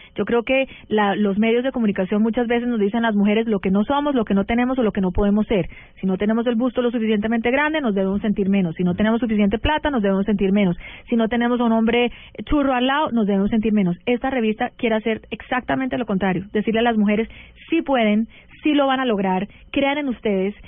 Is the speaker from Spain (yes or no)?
no; United States; yo crecí en Estados Unidos, pero mi mamá era barranquillera